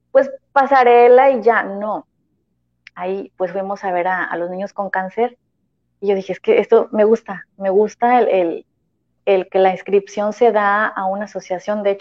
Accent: Tampico, Tamaulipas, Mexico; yo este, voy a Guatemala, represento México, pero vengo de Tampico.

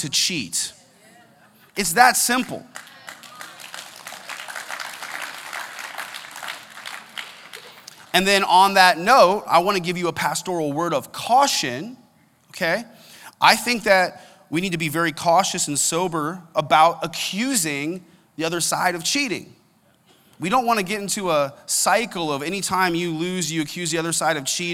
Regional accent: United States; I'm an American, and I'm proud

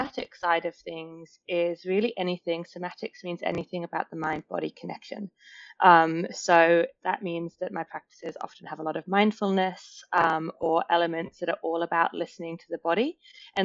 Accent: England, United Kingdom; now in Australia; being English

